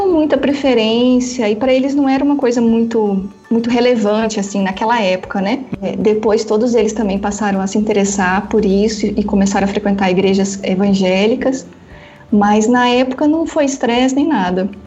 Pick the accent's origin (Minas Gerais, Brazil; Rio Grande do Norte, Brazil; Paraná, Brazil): Paraná, Brazil; now in Belo Horizonte, Brazil; E o meu R sempre foi muito forte, né? Porque eu sou do é, norte do Paraná, quase divisa com São Paul